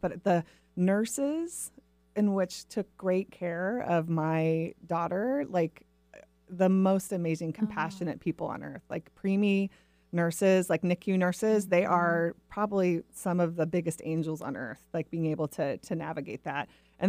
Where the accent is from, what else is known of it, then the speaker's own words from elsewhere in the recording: Portland, Oregon, United States; I grew up in the Northwest, originally in the Portland area. So even though I crave sunshine, I still have web feet.